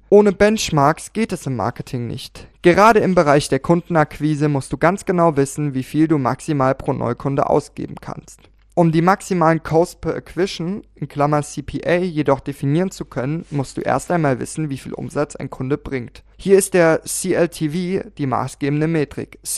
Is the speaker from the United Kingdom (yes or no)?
no; Austria; Als Österreicher habe ich eine sehr spezielle Beziehung zu Plakaten, denn in kaum einem anderen Land ist die Plakatdichte dermaßen hoch.